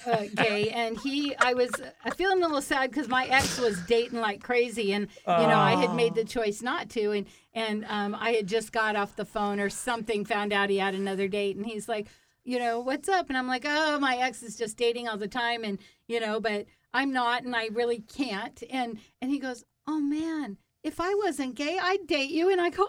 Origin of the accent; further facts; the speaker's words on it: Whidbey Island, Washington, United States; So I came from Whidbey Island, so everybody knows everybody.